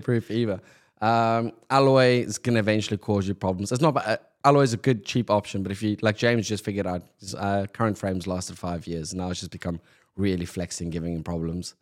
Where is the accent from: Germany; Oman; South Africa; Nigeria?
South Africa; Pretoria, Gauteng; moved away; growing up in South Africa, Pretoria, where I grew up, we've got no winter rainfall.